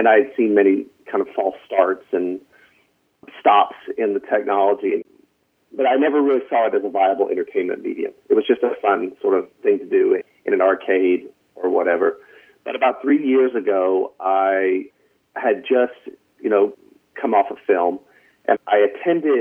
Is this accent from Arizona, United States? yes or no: no; North Carolina, United States; moved away as an adult; now in Los Angeles, United States; I'm from North Carolina. I don't know if you can hear it in my voice